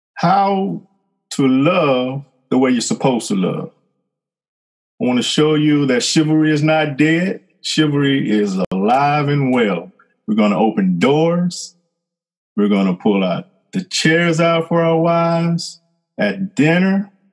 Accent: Fort Worth, Texas, United States; moved away as an adult; now in Southwest Louisiana, United States; I am originally from Fort Worth, Texas. I lived there till 1993

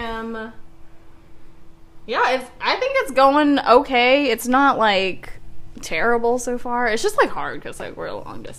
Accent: Seattle, Washington, United States; For those of you who don't know, I'm from Seattle, Washington.

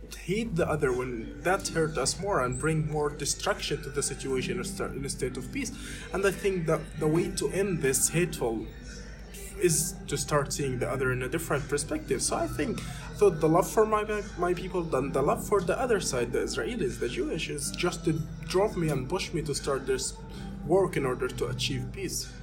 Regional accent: Gaza, Gaza Strip, Palestine; I'm actually a Palestinian Christian who was born and raised in Gaza Strip

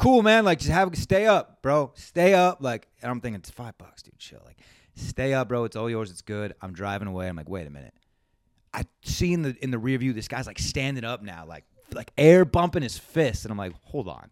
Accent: Valencia, California, United States; we're from Valencia, which is, like, northern Los Angeles County

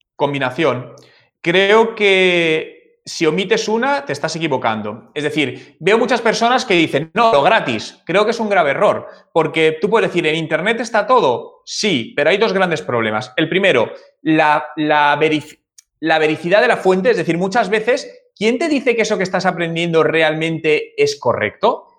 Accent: Madrid, Community of Madrid, Spain; moved away as an adult; Yo soy de, yo soy de Madrid, yo nací en el año 1980 en, Madrid Centro, en la, en la, en la capital. Y ahí he vivido prácticamente toda mi vida

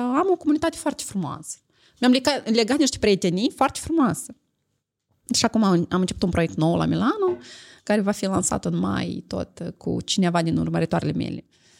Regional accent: Moldova; eu sunt din Moldova

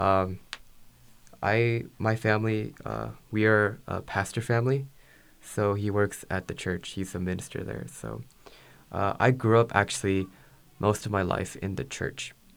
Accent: Beaverton, Oregon, United States; also born or lived in California; home for me is um, Beaverton, Oregon. Uh, I grew up in uh, Oregon for most of my life.

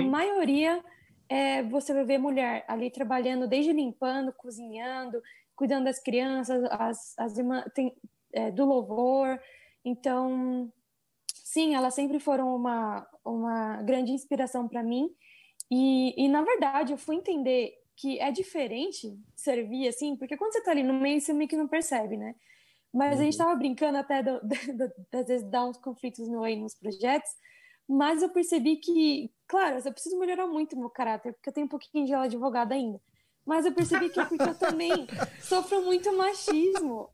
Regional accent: Brazil; moved away as an adult; also born or lived in China; now in Mexico; eu sou brasileira

